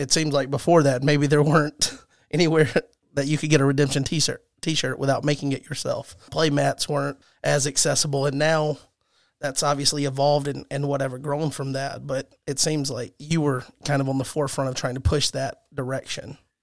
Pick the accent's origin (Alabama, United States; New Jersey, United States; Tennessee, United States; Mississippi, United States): Alabama, United States; I'm from Alabama